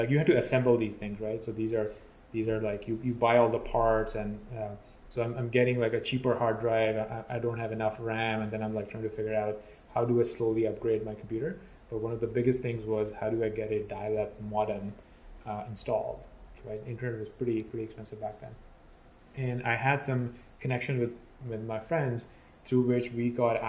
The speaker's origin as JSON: {"language": "English", "country": "Pakistan", "tie": "born or raised there", "said": "So I grew up in a small city in Pakistan. It's right next to Islamabad."}